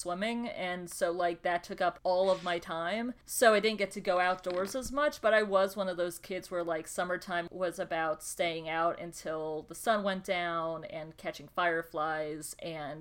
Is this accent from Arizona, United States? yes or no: no; Brownsburg, Indiana, United States; moved away as an adult; also born or lived in Wisconsin / Lake Zurich, Illinois; now in Chicago, United States; I spent my childhood through third grade in Lake Zurich, Illinois. And then we moved to Brownsburg, Indiana. And I lived 20 years almost to the day in Indiana before moving to Chicago.